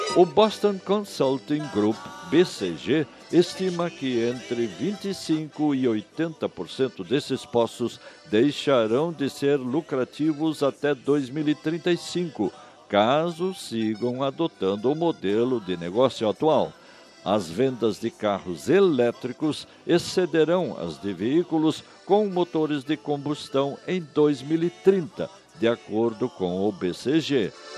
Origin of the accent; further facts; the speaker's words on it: Brazil; Falar bem o português é nossa obrigação como brasileiros